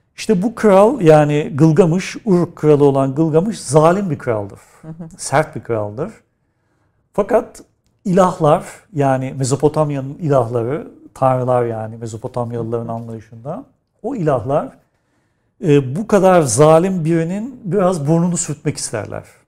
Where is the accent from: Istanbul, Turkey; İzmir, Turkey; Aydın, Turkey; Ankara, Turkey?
Istanbul, Turkey; doğduğum yer Kadırga, büyüdüğüm yer Nişancı